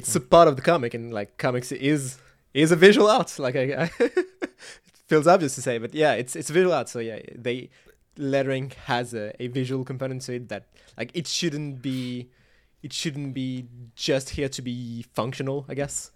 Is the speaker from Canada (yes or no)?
no; France; I'm, I'm French. I was raised on French and Belgian comics